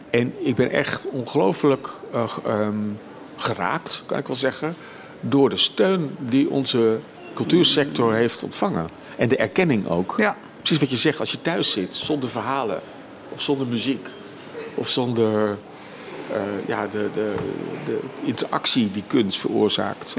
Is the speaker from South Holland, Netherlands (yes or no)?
yes; a village near Leiden, South Holland, Netherlands; moved away as an adult; een dorpje bij Leiden in de buurt, tussen Den Haag en Amsterdam in. Dus ik heb steeds vanuit dat dorp waar ik ben opgegroeid met mijn ouders